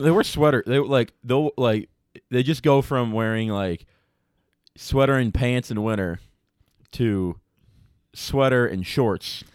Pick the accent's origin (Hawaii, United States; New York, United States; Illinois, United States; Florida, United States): Illinois, United States; Chicago; moved away as an adult; now in Iowa, United States; growing up in Chicago